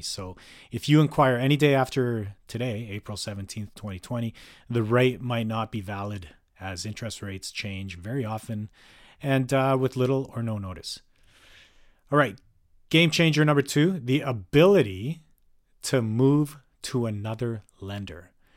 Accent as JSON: {"language": "English", "town": "Calgary", "region": "Alberta", "country": "Canada", "tie": "born or raised there", "moved": "yes", "lives_now": "North Vancouver, Canada", "said": "was born and raised in Calgary for much of my life"}